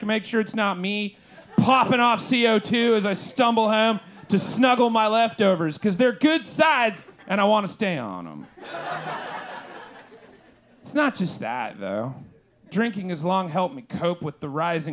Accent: United States; I'm an American

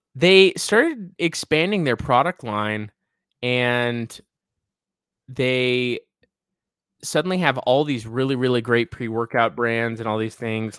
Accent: the West, United States; we are from the West

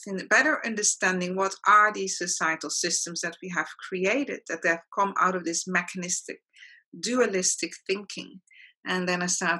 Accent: Netherlands; moved away as an adult; also born or lived in South Africa / Australia; now in Mauritius; I was born in the Netherlands and lived there for the first half of my life, and then lived in South Africa, Australia, and recently Mauritius.

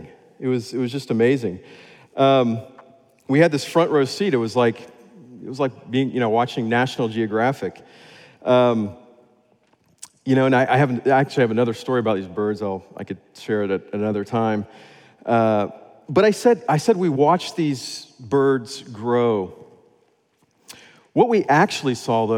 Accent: Florida, United States; moved away as an adult; also born or lived in West Africa (Sahel); I grew up in Florida

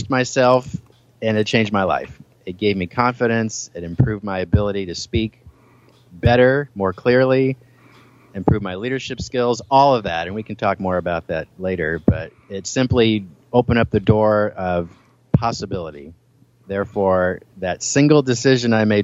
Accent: Milwaukie, Oregon, United States; I grew up in Milwaukee, Oregon, which is a suburb of Portland, Oregon

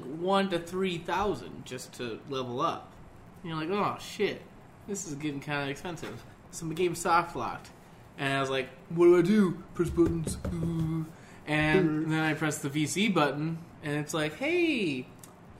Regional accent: Arizona, United States; I'm from Arizona.

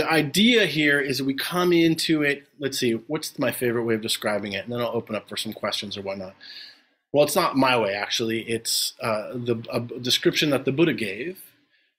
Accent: New York City, New York, United States; I come from an Italian family. We're all from New York. From the Bronx, though, not Brooklyn

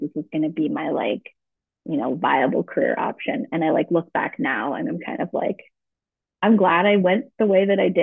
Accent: Vermont, United States; also born or lived in Austin, Texas; growing up in Vermont, being in the outdoors all the time

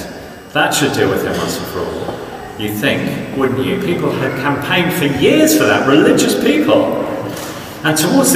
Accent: South Coast, South East England, United Kingdom; I grew up on the South Coast

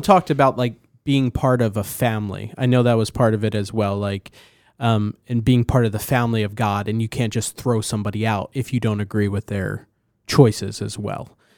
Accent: New Jersey, United States; I'm from New Jersey.

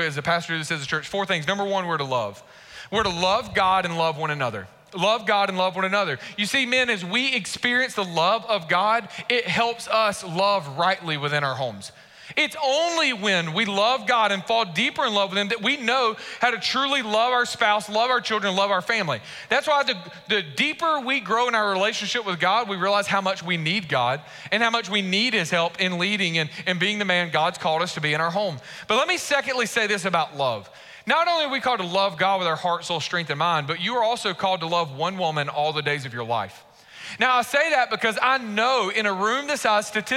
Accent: Warner Robins, Georgia, United States; moved away; also born or lived in Macon, Georgia / Raleigh-Durham, North Carolina; I grew up in Warner Robins when Warner Robins was smaller. When I moved to Warner Robins, we moved from Macon

